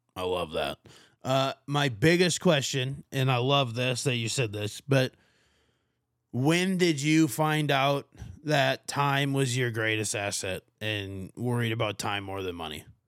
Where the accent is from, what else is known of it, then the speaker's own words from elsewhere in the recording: Martin County, Minnesota, United States; moved away as an adult; now in Arizona, United States; I'm from Martin County, Minnesota is my home county